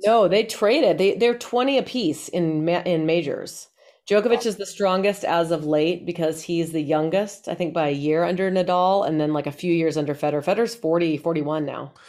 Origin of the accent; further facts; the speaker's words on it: Colorado, United States; I'm from Colorado.